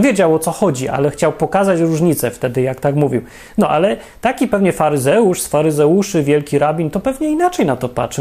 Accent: Poland; ja się urodziłem w Polsce, akurat nie wybierałem

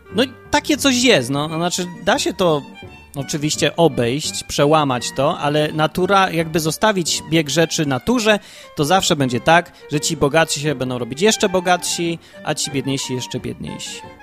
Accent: Kraków, Lesser Poland, Poland; najpierw się urodziłem w Krakowie

